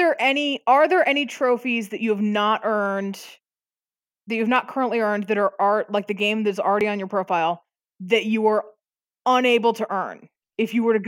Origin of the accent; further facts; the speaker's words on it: Midwest, United States; I'm from the Midwest.